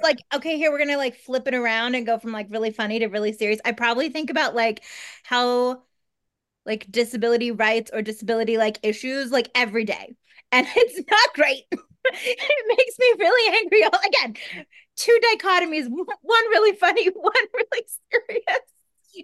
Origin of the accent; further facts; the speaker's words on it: Kansas, United States; also born or lived in Minnesota; now in Los Angeles, United States; I'm from Kansas